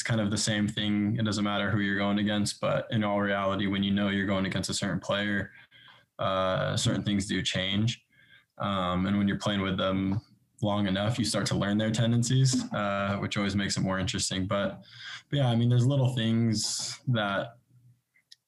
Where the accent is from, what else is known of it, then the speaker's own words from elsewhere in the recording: Bakersfield, California, United States; moved away as an adult; also born or lived in Los Angeles, United States / England; now in Kansas City, United States; Started off in Bakersfield